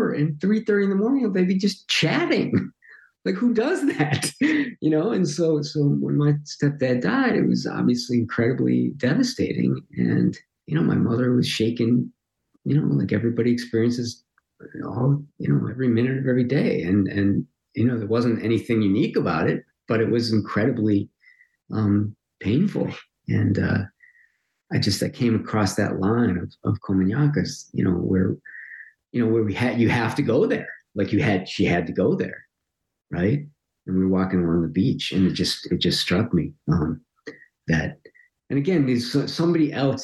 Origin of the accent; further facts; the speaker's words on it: Highland Park, Illinois, United States; moved away; Highland Park's kind of fairly ordinary